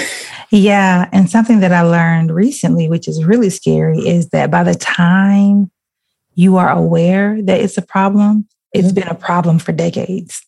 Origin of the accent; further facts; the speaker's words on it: Alabama, United States; moved away as an adult; also born or lived in Nashville, Tennessee; I grew up in Alabama